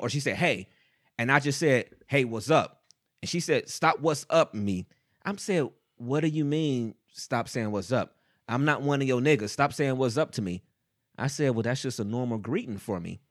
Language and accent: English; Cleveland, Ohio, United States; we're from Cleveland